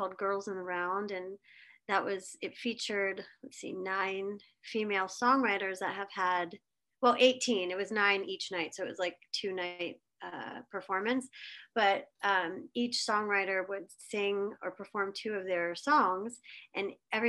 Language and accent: English; Pittsburgh, Pennsylvania, United States; also born or lived in Los Angeles, California; now in Nashville, United States; Yeah, I was born in Pittsburgh, Pennsylvania.